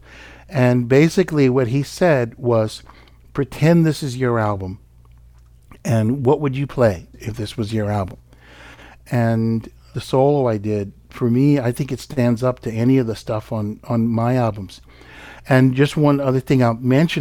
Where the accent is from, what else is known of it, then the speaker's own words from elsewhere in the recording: Palo Alto, California, United States; I grew up in Palo Alto, California